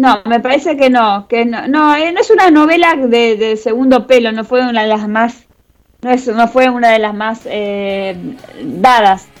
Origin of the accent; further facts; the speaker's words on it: Argentina; somos los argentinos.